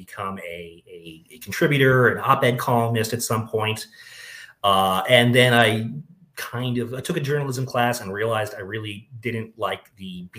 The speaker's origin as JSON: {"language": "English", "town": "Boulder", "region": "Colorado", "country": "United States", "tie": "born or raised there", "said": "I was born in Boulder, Colorado, went to school here"}